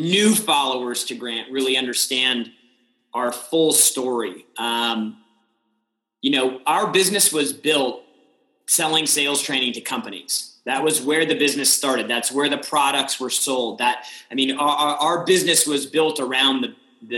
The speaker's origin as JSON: {"language": "English", "town": "San Diego", "region": "California", "country": "United States", "tie": "born or raised there", "also_born_or_lived": "Austin, Texas / Los Angeles", "moved": "yes", "lives_now": "Miami, United States", "said": "I grew up in San Diego, had the opportunity to live in a couple cities. I lived in Austin, Texas. I lived in Los Angeles, and then now in Miami"}